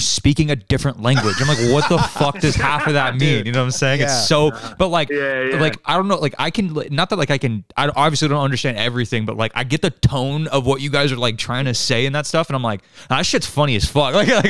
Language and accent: English; California, United States; Cause like we're from California, so there's like a bunch of California slang and a bunch of shit like that that we say